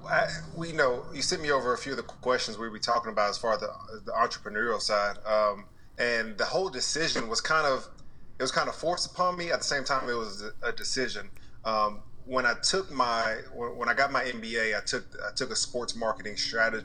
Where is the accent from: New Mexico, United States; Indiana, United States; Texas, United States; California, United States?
Texas, United States; Dallas; also born or lived in Bristol, Connecticut / Austin, Texas; I'm from Dallas, Texas, born and raised. Grew up here until 18